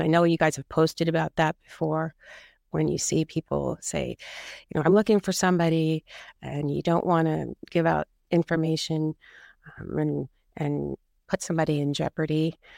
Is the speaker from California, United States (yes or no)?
yes; California, United States; I grew up here in California, and my parents had a house in Sicily